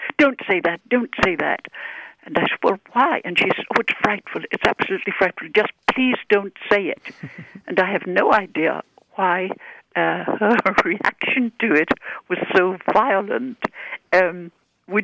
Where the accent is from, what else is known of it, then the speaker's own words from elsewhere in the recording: Ireland; now in Billings, United States; I grew up in Ireland, and we use the word bollocks